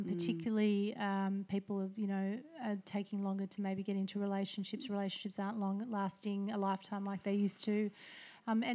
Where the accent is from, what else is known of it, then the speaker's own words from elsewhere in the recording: Melbourne, Victoria, Australia; I am born and bred in Paran